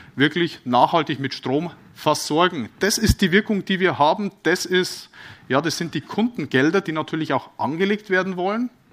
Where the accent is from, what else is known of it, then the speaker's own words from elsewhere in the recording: Bavaria, Germany; bin ja aus Bayern